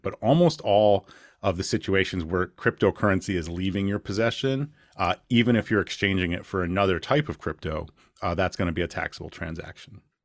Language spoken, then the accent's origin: English; Rochester, New York, United States; I'm from Rochester, New York